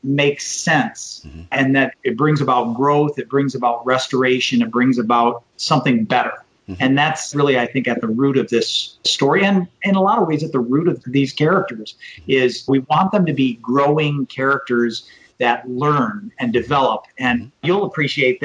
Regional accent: Michigan, United States; now in Florida, United States; my home state of Michigan

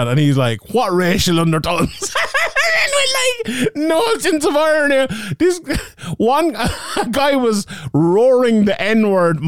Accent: Ireland; from an Irish point of view

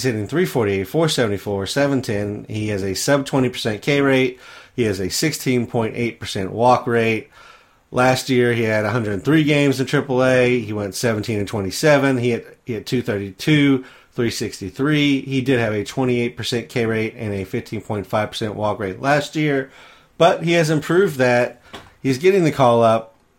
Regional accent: Midwest, United States; I am from the Midwest.

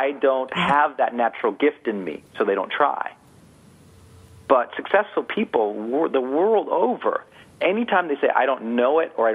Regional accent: Montana, United States; I'm from Montana, from an Irish mining town

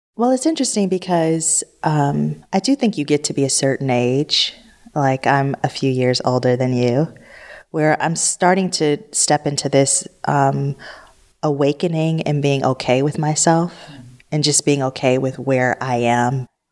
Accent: Detroit, Michigan, United States; I grew up in Detroit where it was ninety-nine point nine percent black.

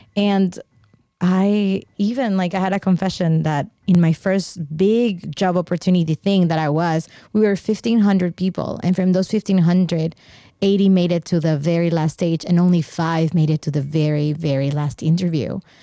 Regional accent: Mexico; I grew up in Mexico

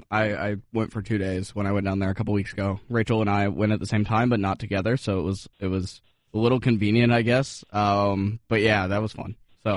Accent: Atlanta, Georgia, United States; I grew up in the city. I grew up in Atlanta.

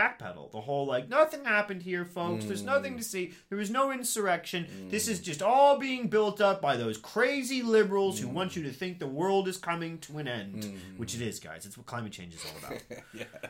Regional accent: Midwest, United States; now in England, United Kingdom; I grew up in the Midwest

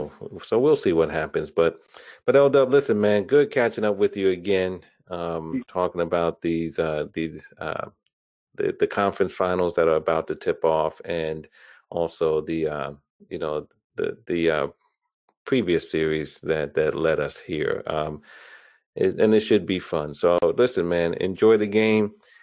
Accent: New York, United States; I'm from New York. You know, I am a New Yorker.

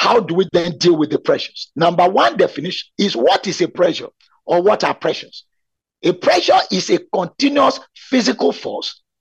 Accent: Nigeria; also born or lived in Abeokuta, Nigeria; I was expected by Chivning to be within my home country for 2 years

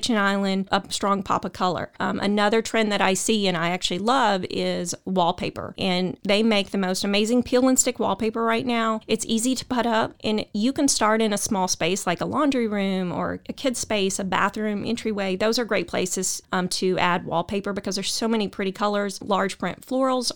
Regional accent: Waco, Texas, United States; I'm from Waco

